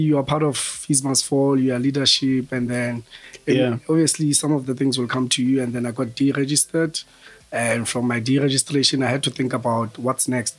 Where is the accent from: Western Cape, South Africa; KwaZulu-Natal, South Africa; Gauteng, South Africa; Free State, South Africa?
Free State, South Africa; Bloemfontein; moved away as an adult; now in Johannesburg, South Africa; I'm from Bloem. I studied in Bloem. Well, actually, my whole life was in Bloemfontein. So studied at the University of the Free State